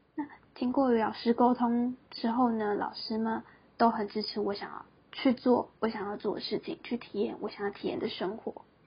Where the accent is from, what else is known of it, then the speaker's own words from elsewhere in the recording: Taiwan; moved away as an adult; also born or lived in Taipei; 我是一个来自乡下的小孩。 在大学的时候呢，来到台北这个大家口中说的天然国的城市里读书。我放弃了高雄的好学校，来到台北读大学的进修部